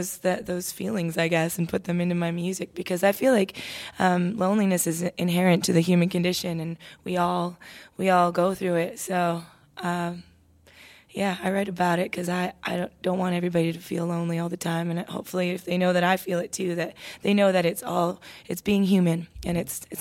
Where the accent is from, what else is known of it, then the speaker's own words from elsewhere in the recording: Toronto, Ontario, Canada; I feel like I was a daughter of two immigrant parents growing up in Toronto. My mom, Irish, my dad, Mexican.